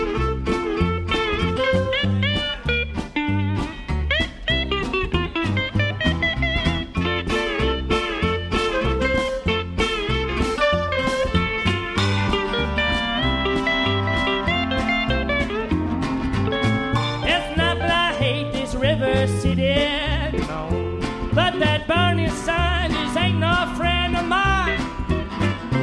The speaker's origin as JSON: {"language": "English", "town": "St. Louis", "region": "Missouri", "country": "United States", "said": "We're from St. Louis, Missouri"}